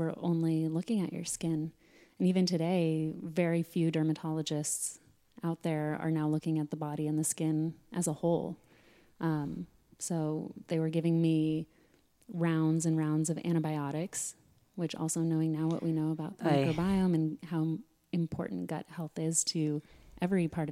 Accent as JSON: {"language": "English", "town": "Sedona", "region": "Arizona", "country": "United States", "tie": "born or raised there", "said": "growing up in Sedona"}